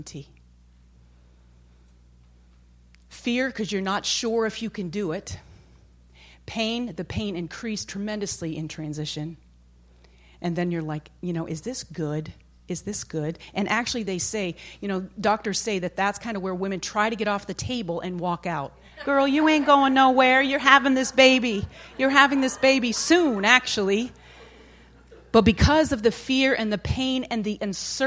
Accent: Maine, United States; I'm from Maine, and my dad and brothers used to hunt

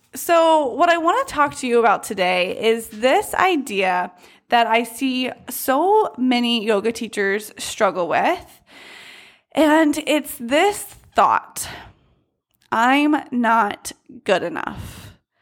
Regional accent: United States; growing up in the United States

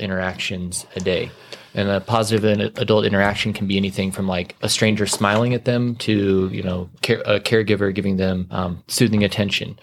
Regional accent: Casper, Wyoming, United States; now in Amarillo, United States; I grew up in Casper, Wyoming

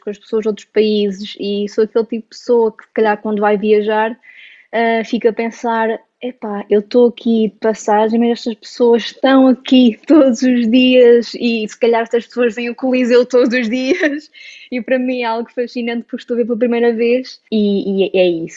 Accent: Aveiro, Centro, Portugal; Sou de Aveiro

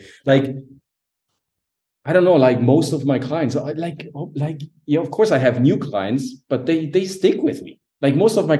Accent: Sicily, Italy; Like, she's from Naples, right? I'm from Sicily.

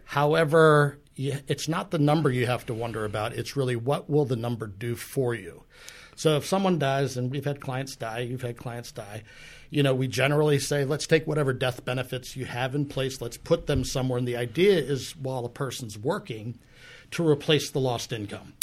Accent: New Jersey, United States; moved away as an adult; now in Pittsburgh, United States; I'm actually from New Jersey

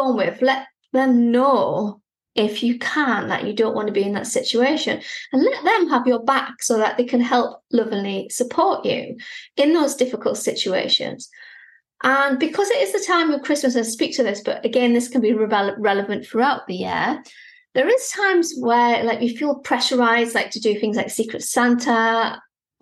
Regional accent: United Kingdom; Being British

